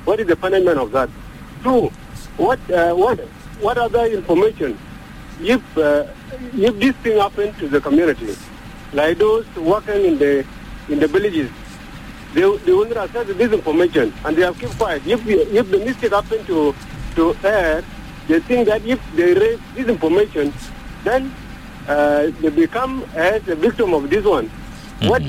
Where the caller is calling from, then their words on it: Gudele, Central Equatoria, South Sudan; from Gudele.